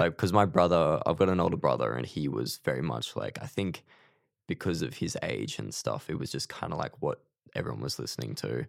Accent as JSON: {"language": "English", "region": "Queensland", "country": "Australia", "tie": "born or raised there", "moved": "as an adult", "lives_now": "Melbourne, Australia", "said": "I'm originally from Queensland."}